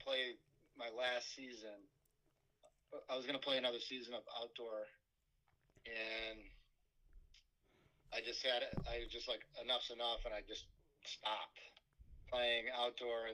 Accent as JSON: {"language": "English", "town": "Fairport", "region": "New York", "country": "United States", "tie": "born or raised there", "said": "my hometown of Fairport"}